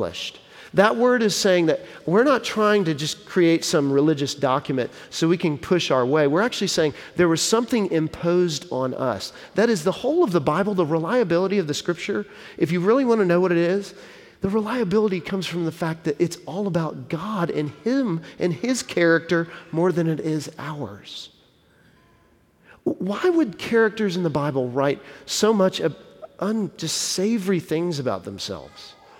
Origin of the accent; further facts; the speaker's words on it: Texas, United States; moved away; I'm from Texas originally, and my wife and I both are